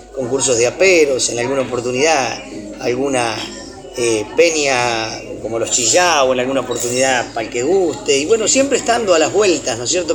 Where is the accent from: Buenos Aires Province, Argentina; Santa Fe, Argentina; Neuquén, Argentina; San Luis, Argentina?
Buenos Aires Province, Argentina; Rojas; vallador y cantor de Rojas